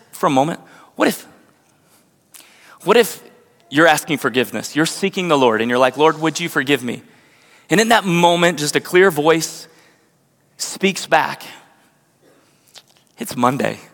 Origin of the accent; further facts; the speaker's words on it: Northridge, Ohio, United States; I grew up in Northridge, Ohio. I grew up in the same house